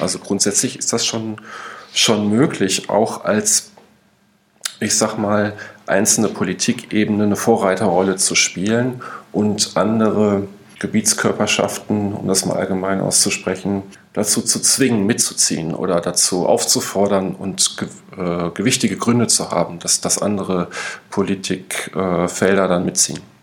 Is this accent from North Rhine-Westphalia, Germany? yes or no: yes; North Rhine-Westphalia, Germany; ich komme ja aus Nordrhein-Westfalen